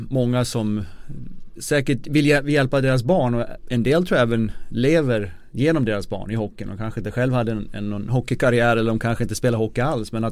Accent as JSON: {"language": "Swedish", "town": "Avesta", "region": "Dalarna County", "country": "Sweden", "also_born_or_lived": "Detroit", "moved": "yes", "said": "jag kommer från Avesta i Dalarna"}